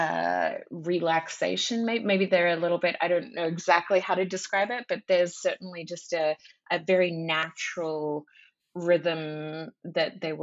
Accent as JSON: {"language": "English", "country": "Australia", "tie": "born or raised there", "moved": "yes", "said": "I'm Australian by birth"}